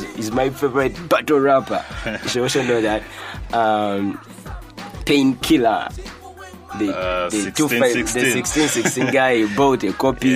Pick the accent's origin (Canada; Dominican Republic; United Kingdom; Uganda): Uganda; Kampala, Central Region; my hometown rapper, a Mutungo Bina rapper